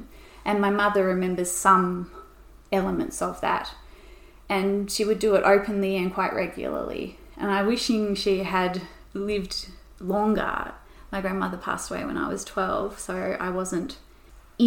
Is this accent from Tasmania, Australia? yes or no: yes; Tasmania, Australia; We came out late, so I'm only fifth generation Tasmanian.